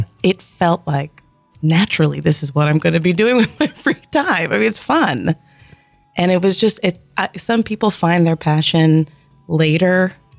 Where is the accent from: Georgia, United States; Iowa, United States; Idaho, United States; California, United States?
Georgia, United States; Columbus; I grew up in North Columbus. Went to school through middle school at Brookstone.